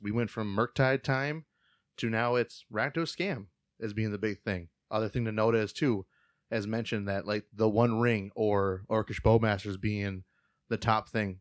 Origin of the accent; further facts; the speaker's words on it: Fargo, North Dakota, United States; We're both from Fargo area.